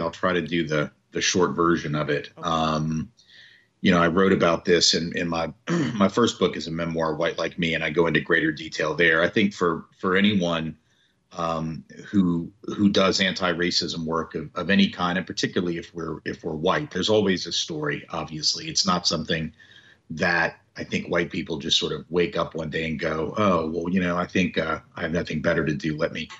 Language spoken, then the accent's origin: English; Nashville, Tennessee, United States; So I'm from the South. I've always lived in the South. You know, I'm from Nashville, Tennessee.